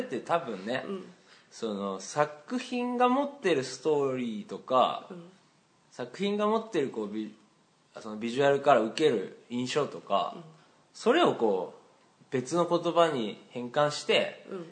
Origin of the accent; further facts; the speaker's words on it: Hiroshima, Japan; 俺広島ですけど